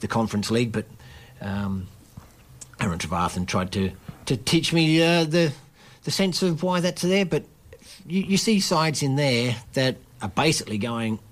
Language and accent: English; Australia; I'm Australian.